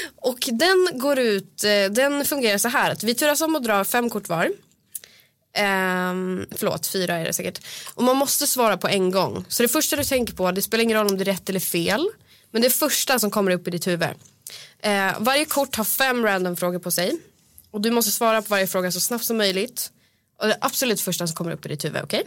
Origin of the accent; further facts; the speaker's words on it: Östersund, Jämtland, Sweden; moved away; jag är från Östersund